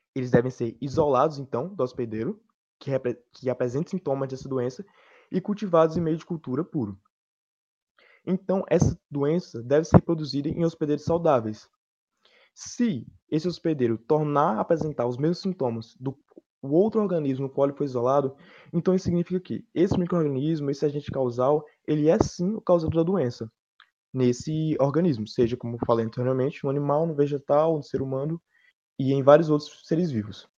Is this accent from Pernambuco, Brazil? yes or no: yes; Petrolina, Pernambuco, Brazil; de Petrolina